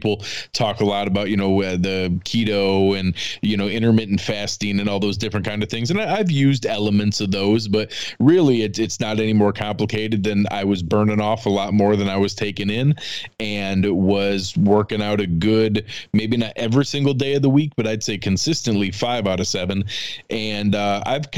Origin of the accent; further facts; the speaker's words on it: western New York, United States; moved away as an adult; also born or lived in Cleveland; But grew up in western New York.